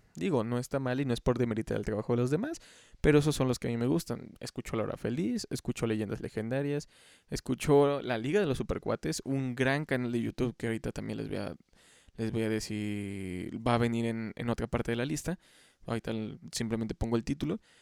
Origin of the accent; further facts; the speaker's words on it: Xalapa, Veracruz, Mexico; aquí en Jalapa, yo soy de Jalapa